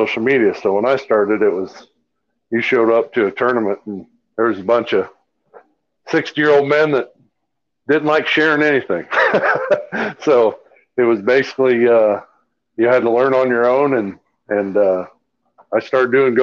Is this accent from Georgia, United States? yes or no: no; Des Moines, Iowa, United States; I'm from Des Moines, Iowa. Well, originally from Des Moines, Iowa. I live south Des Moines now.